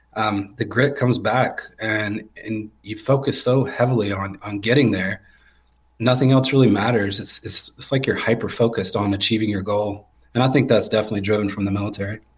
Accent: Garner, North Carolina, United States; born and raised just outside of Raleigh in Garner, North Carolina

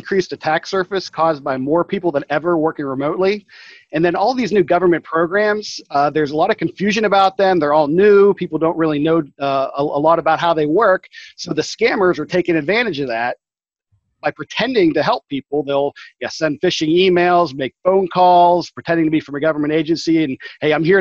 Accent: Saxonburg, Pennsylvania, United States; I returned to my hometown of Saxonburg, which is located north of Pittsburgh

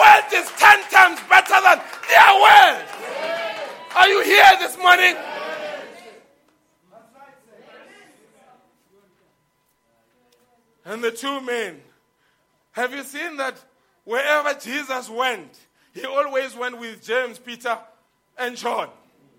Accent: Lebowakgomo, Limpopo, South Africa; I grew up in Limpopo, the place called Luwahong.

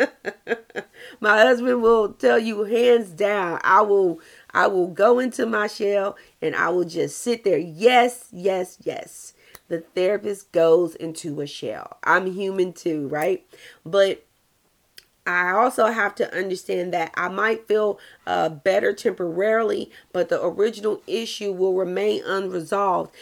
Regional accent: the South, United States; I'm from the South

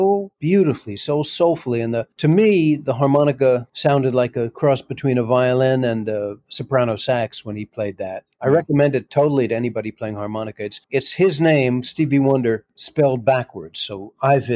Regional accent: New York City, New York, United States; I'm an American kid growing up in New York City in the 60s and 70s

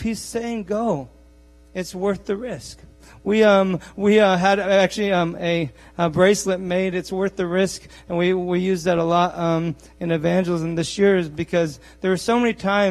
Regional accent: Bean Blossom, Indiana, United States; I'm from Bean Blossom

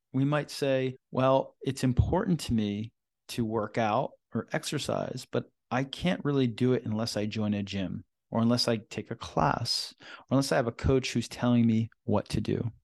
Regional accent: Philadelphia, Pennsylvania, United States; moved away; recording this session right now in Philadelphia, my hometown, and back here for some work

